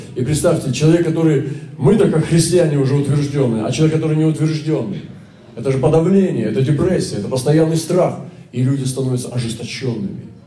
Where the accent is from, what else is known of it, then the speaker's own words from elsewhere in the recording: Russia; Я из России